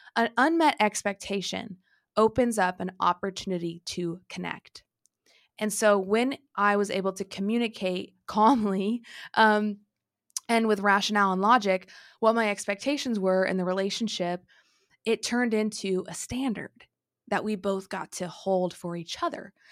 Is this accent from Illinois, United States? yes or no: yes; Illinois, United States; moved away as an adult; also born or lived in Texas; when I moved back from Texas, now living in Illinois, when I moved here, I had some conversations with my family, you know, I'm finally back, I hadn't lived here, um, you know, pretty much since I was eighteen